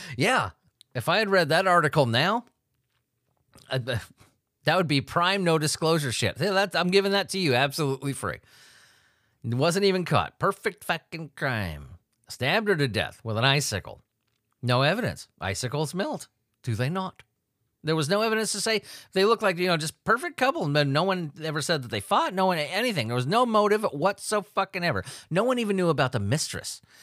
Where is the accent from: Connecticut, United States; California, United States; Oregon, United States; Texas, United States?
California, United States; San Diego; I grew up in Sa, San Diego, California